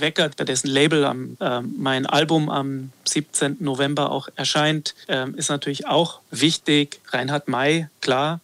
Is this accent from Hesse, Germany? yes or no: no; Gmund am Tegernsee, Bavaria, Germany; Ich bin am Tegernsee groß geworden, in Gmund am Tegernsee, am Nordende des Tegernsees